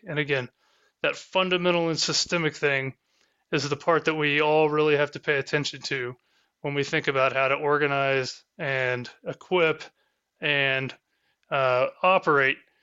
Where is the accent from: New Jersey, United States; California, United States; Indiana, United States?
Indiana, United States; Southern; accent: Southern Indiana English; I'm from Southern Indiana, and I speak Southern Indiana English